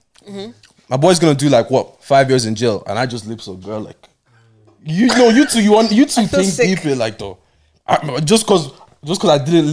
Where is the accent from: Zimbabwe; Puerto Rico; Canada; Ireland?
Ireland; Dublin, Leinster; I grew up in Blanche. I went to school in Blanche.